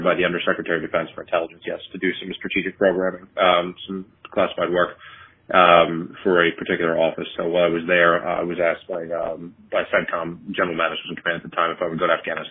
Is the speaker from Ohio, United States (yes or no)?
no; New York City, New York, United States; I grew up in just outside New York City and then in New York City itself for my high school years.